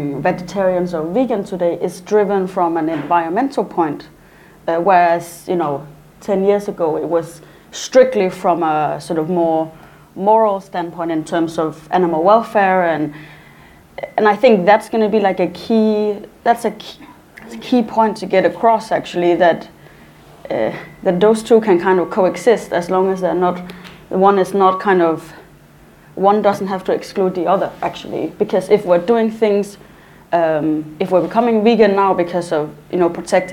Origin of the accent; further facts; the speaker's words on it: Denmark; I come from Denmark as well